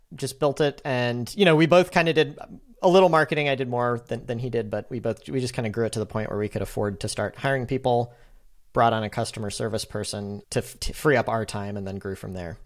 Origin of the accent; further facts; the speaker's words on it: St. Louis, Missouri, United States; also born or lived in San Francisco; I am from St. Louis, but I was not planning on moving back